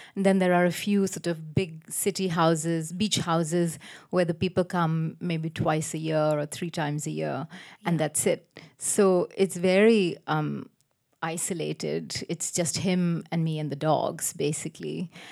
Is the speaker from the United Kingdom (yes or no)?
no; Chennai, Tamil Nadu, India; also born or lived in United States; when I was growing up in Madras